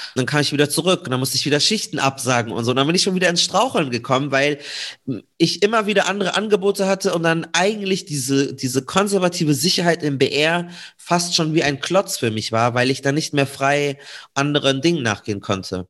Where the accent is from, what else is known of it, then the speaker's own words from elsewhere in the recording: Munich, Bavaria, Germany; komme äh, gebürtig aus München.